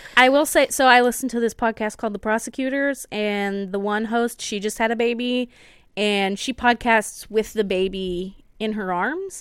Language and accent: English; United States; being an American